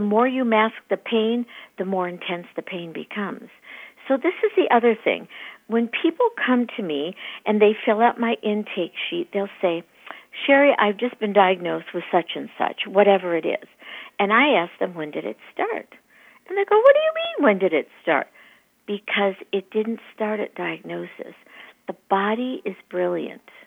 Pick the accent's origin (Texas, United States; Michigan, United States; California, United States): Michigan, United States; moved away as an adult; now in East Valley, Arizona, United States; I grew up in Michigan